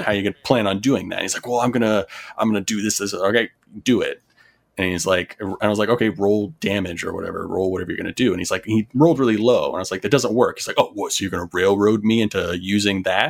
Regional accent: North Carolina, United States; also born or lived in Florida; I was born in Florida, stayed there until I was about eight, and then I moved to North Carolina

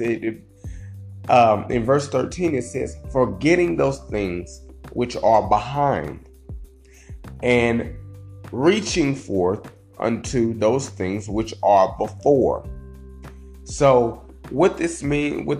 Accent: Indiana, United States; I'm from Indiana

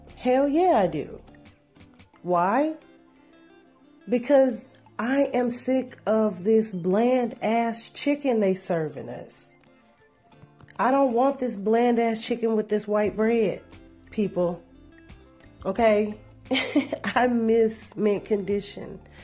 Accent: Shreveport, Louisiana, United States; Shreveport. Big ups to my hometown.

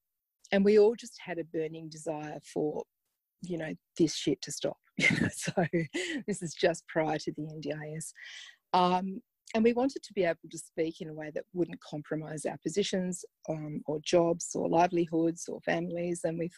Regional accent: Zimbabwe; Yeah, I think it did. I think I was deported to Zimbabwe by my parents for being naughty

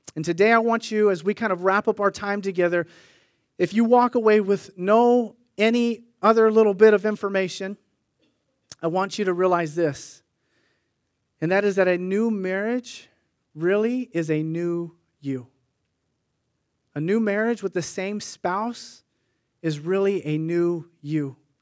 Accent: Sunnyvale, California, United States; My brother and I grew up in Sunnyvale

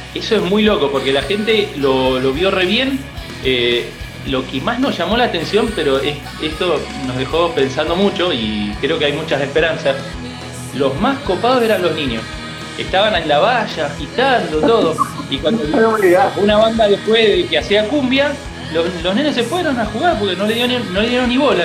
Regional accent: Muñiz, Buenos Aires Province, Argentina; now in Las Heras, Argentina; Muñiz, provincia de Buenos Aires

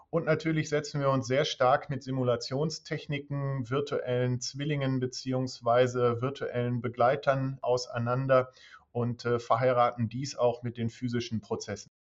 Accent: Dortmund, North Rhine-Westphalia, Germany; moved away as an adult; Ich komme ursprünglich aus Dortmund, bin dann zum Studium nach Hannover gegangen

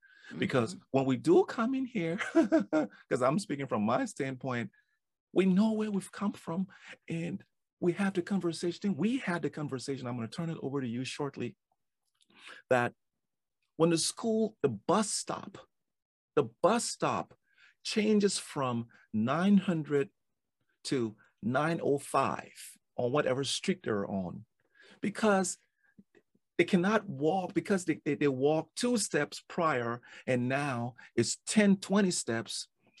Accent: Liberia; moved away; I came from Liberia during the war, after the war, and I knew what I didn't have in Liberia.

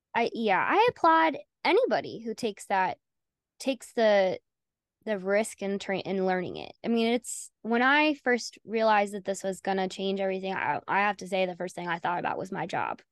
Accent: Southern United States, United States; accent: Southern; also born or lived in North Carolina; I'm Southern. I don't know if you picked up on that with my accent.

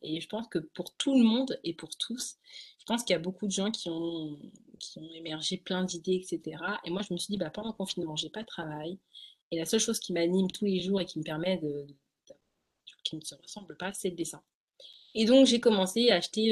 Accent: Essonne, Île-de-France, France; je suis en Ile-de-France, donc dans 91. Mmh j'ai tout fait sur 91, donc je suis née en 91.

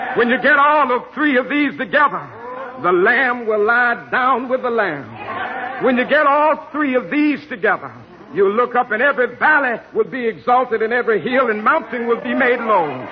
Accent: Georgia, United States; my home state of Georgia

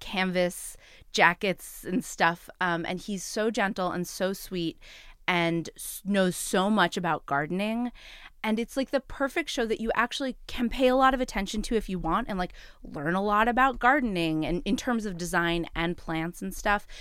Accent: New York City, New York, United States; as a New Yorker

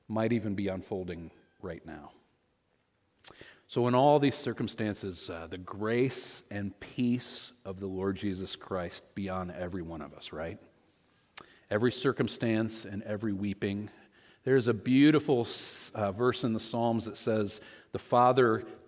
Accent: Michigan, United States; moved away; also born or lived in Ohio; We were both born and raised in Michigan

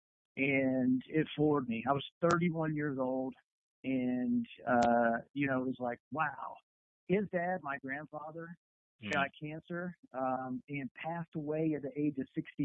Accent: Columbia, South Carolina, United States; moved away; I'm born, raised in Columbia, South Carolina

